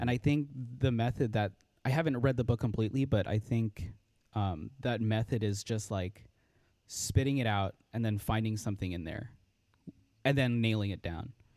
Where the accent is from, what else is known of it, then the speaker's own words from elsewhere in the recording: Los Angeles, California, United States; I was born and raised in Los Angeles, California.